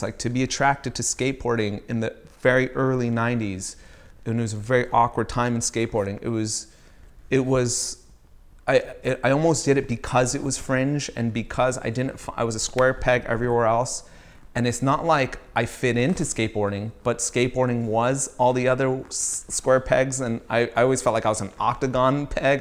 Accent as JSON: {"language": "English", "town": "Riverside", "region": "California", "country": "United States", "tie": "born or raised there", "also_born_or_lived": "Virginia / Maryland / Baltimore", "said": "I grew up in Riverside, California"}